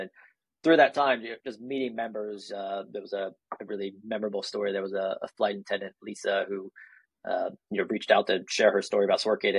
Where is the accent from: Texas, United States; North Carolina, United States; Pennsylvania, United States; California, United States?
North Carolina, United States; also born or lived in Kansas / Germany; spent a few years there before settling into North Carolina for most of my childhood